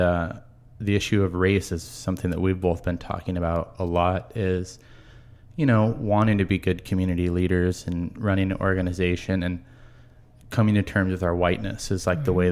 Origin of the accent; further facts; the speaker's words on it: Marysville, Washington, United States; I grew up in Marysville.